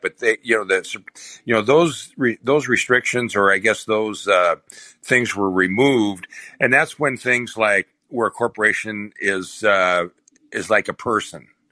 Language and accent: English; Minnesota, United States; moved away; my hometown, I came from a hometown, a population of 6,500 people, right? In a small town in Minnesota